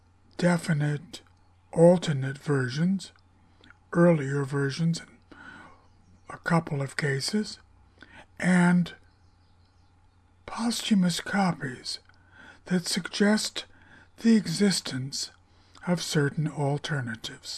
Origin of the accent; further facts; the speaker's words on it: Greenwich, Connecticut, United States; I was born in Greenwich Hospital in Greenwich, Connecticut at 10:44 p.m. on June 2nd, 1948